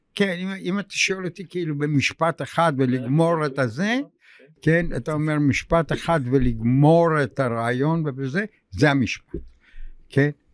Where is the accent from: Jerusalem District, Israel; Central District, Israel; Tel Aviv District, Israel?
Tel Aviv District, Israel; Tel Aviv; also born or lived in Russia / Germany / England; אני גדלתי ברחוב גורדון, פינת אה, כיכר רבין